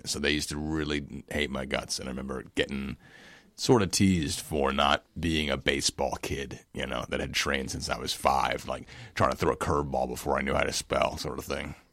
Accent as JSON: {"language": "English", "region": "New York", "country": "United States", "said": "I'm from New York. I'm from New York"}